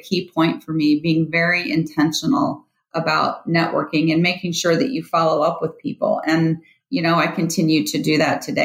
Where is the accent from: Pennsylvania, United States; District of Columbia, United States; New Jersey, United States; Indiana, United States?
Indiana, United States; moved away as an adult; now in Denver, United States; originally I'm from Indiana, actually lived in Indiana and went to school there my entire life